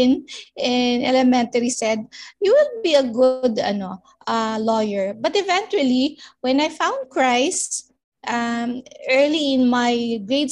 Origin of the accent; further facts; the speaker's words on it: Cavite City, Calabarzon, Philippines; now in Valenzuela City, Philippines; I'm a native from Cavite City, but I'm now living in Valenzuela City